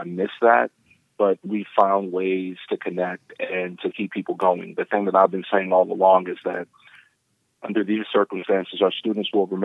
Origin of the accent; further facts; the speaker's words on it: New York, United States; moved away as an adult; also born or lived in Washington, D.C. area; now in Rock Hill, United States; being a New Yorker